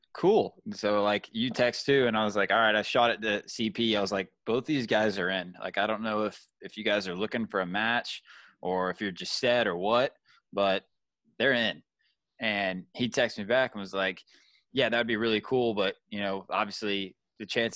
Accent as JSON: {"language": "English", "region": "Georgia", "country": "United States", "moved": "yes", "said": "I'm from Georgia, and we want to go home and see family so bad"}